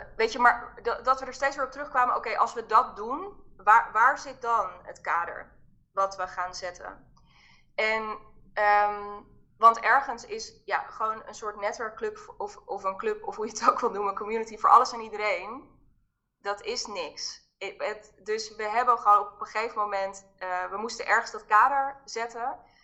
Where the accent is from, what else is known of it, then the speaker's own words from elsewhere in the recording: Haarlem, North Holland, Netherlands; ik kom uit Haarlem